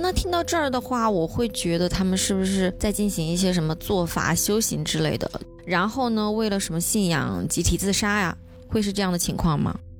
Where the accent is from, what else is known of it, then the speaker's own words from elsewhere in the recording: Sichuan, China; 因为我们四川这边没有秋天，没有太长时间的秋天